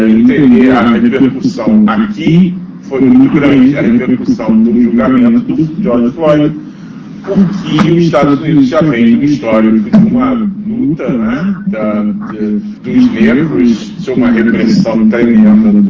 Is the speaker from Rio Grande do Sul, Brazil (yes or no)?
no; Rio de Janeiro, Brazil; now in United States; eu sou brasileiro, eu sou carioca, conheço o Rio, vivi ali.